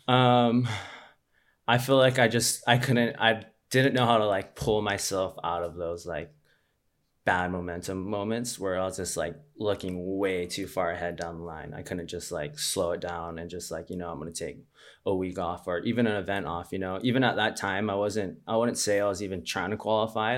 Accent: Honolulu, Hawaii, United States; I grew up in Waikiki.

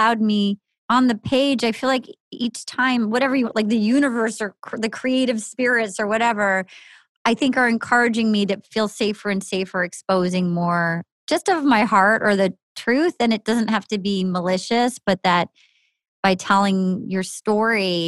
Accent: New England, United States; growing up in New England

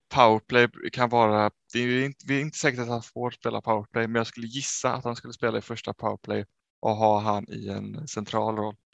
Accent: Sweden; vi som två svenskar hemma

